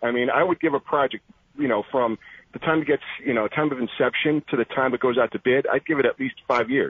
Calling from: Harwinton, Connecticut, United States; People's Republic of Corrupticut up here.

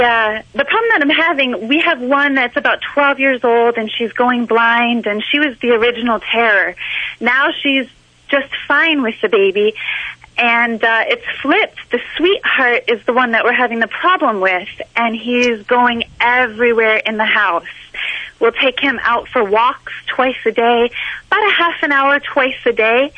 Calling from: Winter Park, Florida, United States; Winter Park, Florida.

